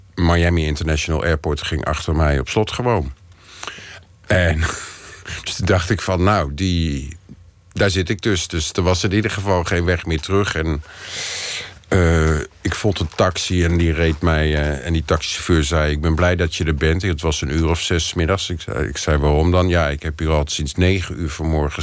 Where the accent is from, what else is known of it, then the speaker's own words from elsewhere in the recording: Netherlands; ik ben gewoon Nederlander